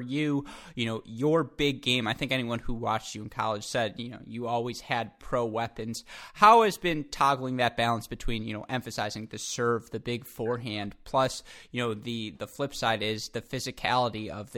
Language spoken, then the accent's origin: English; Michigan, United States; I'm from Michigan